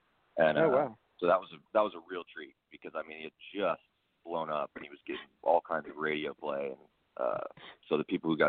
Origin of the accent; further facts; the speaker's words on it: Portland, Oregon, United States; also born or lived in Winter Park, Florida; Well, I grew up, like I said, in the Portland, Oregon area. I'm actually originally from Florida.